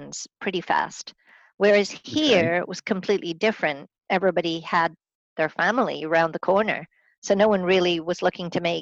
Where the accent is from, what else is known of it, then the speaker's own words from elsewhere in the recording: England, United Kingdom; moved away as an adult; also born or lived in Scotland / Middle East; now in Vancouver, Canada; I'm originally from Scotland. I was born in Scotland. I grew up in, mostly in England.